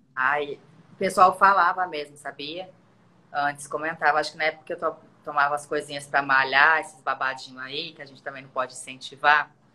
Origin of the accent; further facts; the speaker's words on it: Londrina, Paraná, Brazil; moved away as an adult; now in Rio de Janeiro, Brazil; Eu saí de uma cidadezinha, eu saí de Londrina. Mas a minha infância eu vivi numa cidade muito pequenininha, que era Grande Silos